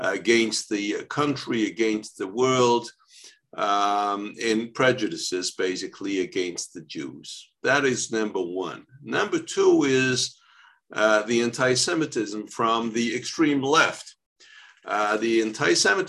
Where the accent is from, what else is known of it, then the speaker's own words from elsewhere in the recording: France; I was born in France